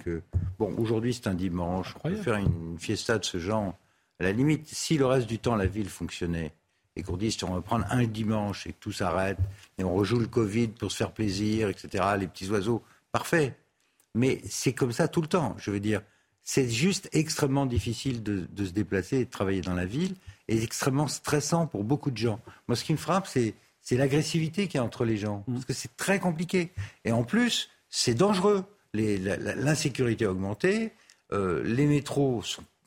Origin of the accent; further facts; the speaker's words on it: Paris, Île-de-France, France; Je suis très très malheureux comme Parisien. Et, Dieu sait que j'adore ma ville, je suis un vrai Parisien